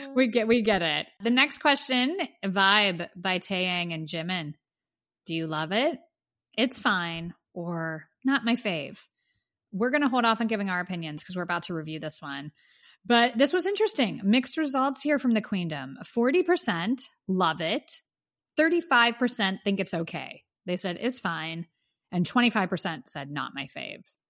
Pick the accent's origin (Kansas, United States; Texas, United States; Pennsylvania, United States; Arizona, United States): Pennsylvania, United States; Pittsburgh; now in Los Angeles, United States; I am from Pittsburgh